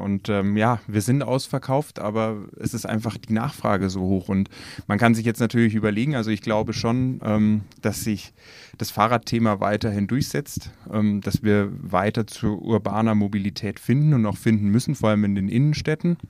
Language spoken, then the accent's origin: German; Nuremberg, Bavaria, Germany; wir kommen aus Nürnberg